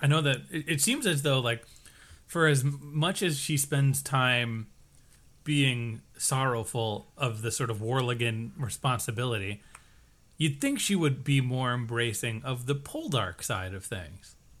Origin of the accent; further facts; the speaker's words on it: Connecticut, United States; our town borders the, the Atlantic Ocean, but between our body of land, which is Connecticut, and the actual ocean, there's Long Island